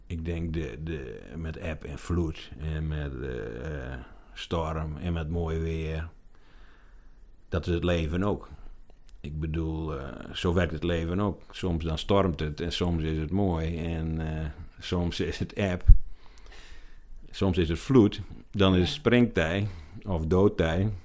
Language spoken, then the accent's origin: Dutch; Ameland, Friesland, Netherlands; born or raised there